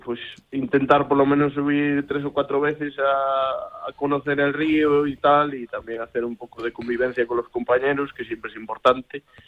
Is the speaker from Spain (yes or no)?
yes; Galicia, Spain; poner pues a mi tierra en lo más alto